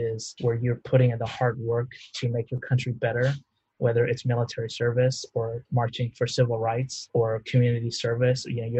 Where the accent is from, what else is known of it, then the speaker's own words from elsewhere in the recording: Houston, Texas, United States; I was born in the United States, the son of refugees from the Vietnam War who came over in 1975 and we settled in Houston.